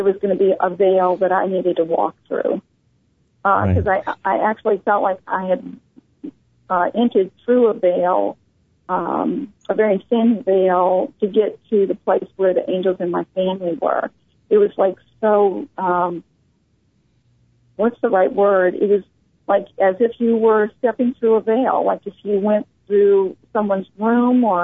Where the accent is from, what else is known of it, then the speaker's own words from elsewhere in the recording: New Orleans, Louisiana, United States; I was born in New Orleans